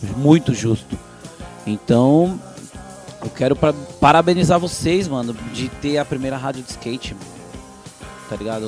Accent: São Paulo, Brazil; na minha comunidade, que é a Vila Prudente

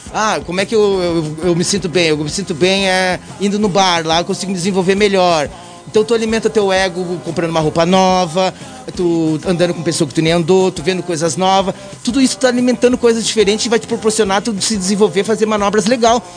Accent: Brazil; accent: Latin; moved away as an adult; also born or lived in United States; Agora eu volto pro Brasil aqui

